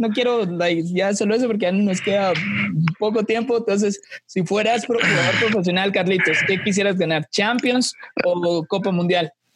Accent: Guatemala; como guatemaltecos

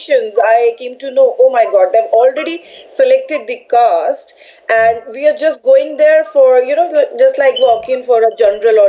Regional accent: New Delhi, Delhi, India; moved away as an adult; now in Mumbai, India; I'm from Delhi, I'm from New Delhi. And now I'm in Mumbai. So Delhi is my birthplace and now Mumbai is my workplace too.

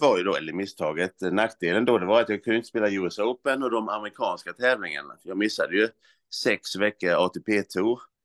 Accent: Olofström, Blekinge, Sweden; now in Växjö, Sweden; jag sysslade ju hemma i Olofström, det var ju sjuan, åttan, nian framförallt, eh, alla idrotter

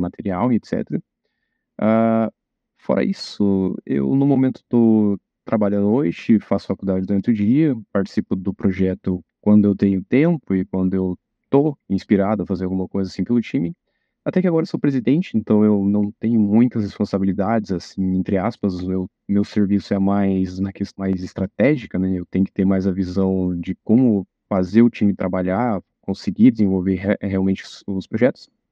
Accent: Rebouças, Paraná, Brazil; moved away as an adult; now in Pato Branco, Brazil; Eu vim de Rebouças, que é uma cidade do interior que pouca gente conhece

